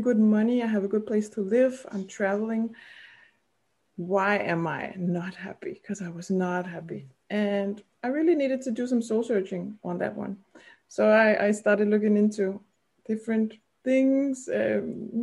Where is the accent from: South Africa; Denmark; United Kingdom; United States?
Denmark; English is a second language; also born or lived in Copenhagen; I'm from Denmark and I still live in Denmark